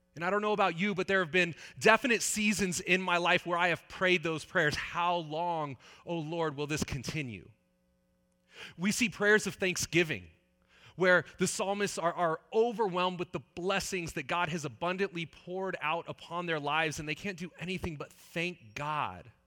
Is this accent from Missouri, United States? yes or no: no; Northern California, United States; also born or lived in Saskatchewan; I grew up in Northern California.